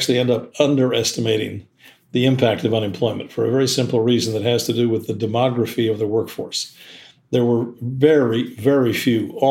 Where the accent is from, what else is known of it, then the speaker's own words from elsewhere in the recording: Seattle, Washington, United States; my hometown of Seattle